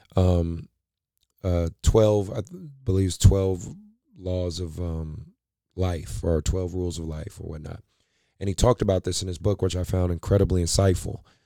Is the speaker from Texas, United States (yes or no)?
no; Oakland, California, United States; I grew up in Oakland, California, in, in West Oakland, very, um, very rough neighborhood